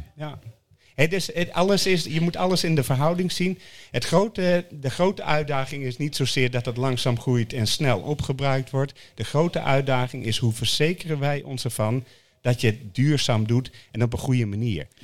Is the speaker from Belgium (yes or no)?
no; Netherlands; wij minder verstand van als Nederlanders